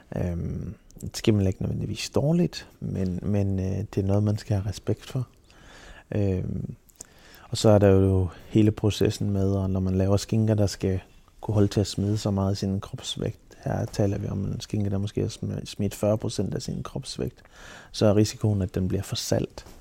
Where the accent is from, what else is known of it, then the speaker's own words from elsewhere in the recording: Silkeborg, Central Denmark Region, Denmark; moved away; nede fra Silkeborg af, hvor jeg er fra.